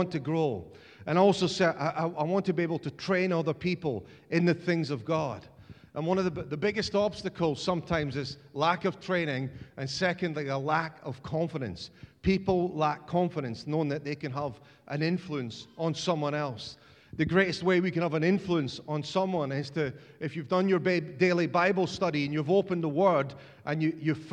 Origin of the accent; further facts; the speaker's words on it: Scotland, United Kingdom; as a Scotsman